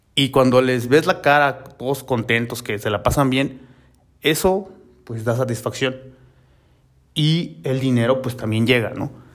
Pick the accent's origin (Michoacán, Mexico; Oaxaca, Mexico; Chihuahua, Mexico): Oaxaca, Mexico; also born or lived in Mexico City; yo soy de Oaxaca